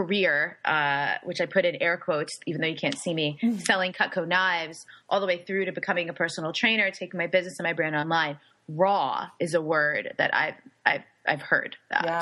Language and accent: English; New York, United States; now in San Diego, United States; My family, I'm Italian and Puerto Rican, and I'm a New Yorker